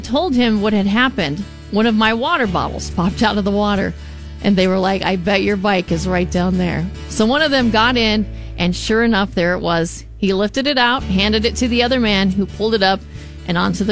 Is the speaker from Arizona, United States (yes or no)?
yes; Arizona, United States; I'm from Arizona